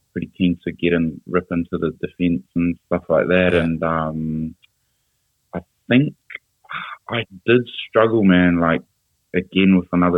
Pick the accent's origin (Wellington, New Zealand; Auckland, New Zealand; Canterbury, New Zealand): Auckland, New Zealand; moved away as an adult; also born or lived in Glasgow / London; growing up in Auckland